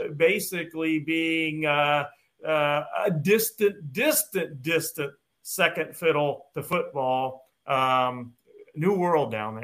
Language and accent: English; Ohio, United States; moved away as an adult; also born or lived in Houston, Texas; I was born and raised in Ohio, went down to Houston, Texas, and got my first teaching and coaching job.